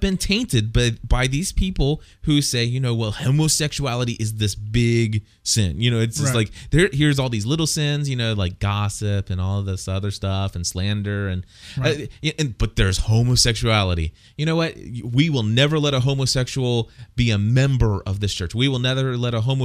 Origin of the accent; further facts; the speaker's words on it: Clifton, Ohio, United States; When I was a young boy, I went to a public school in Clifton, Ohio